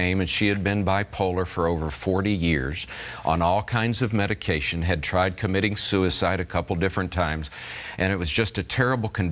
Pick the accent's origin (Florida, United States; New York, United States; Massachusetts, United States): Florida, United States; I was raised in Florida picking fruit as my first job at 15 years of age